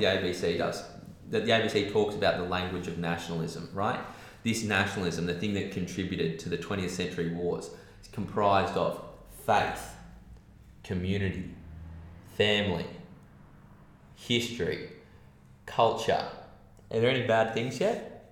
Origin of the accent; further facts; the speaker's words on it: Australia; being an Australian